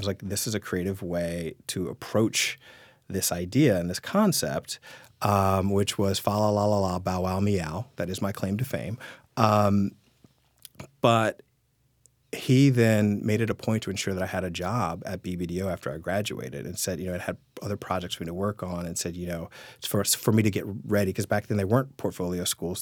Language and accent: English; Richmond, Virginia, United States; moved away; born and raised here